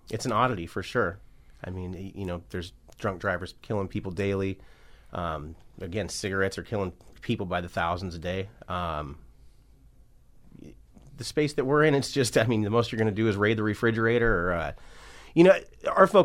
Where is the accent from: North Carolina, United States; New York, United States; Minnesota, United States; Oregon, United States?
Oregon, United States; Medford; Uh, originally, I'm from Medford, Oregon, um, but I'm a nomad. I've been all over.